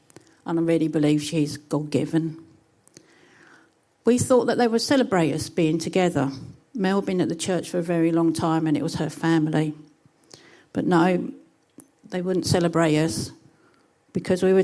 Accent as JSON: {"language": "English", "town": "Chatham", "region": "South East England", "country": "United Kingdom", "said": "As you can tell from my accent, I'm from an extremely posh part of Kent, which is even posher than Whitstable. It's Chatham."}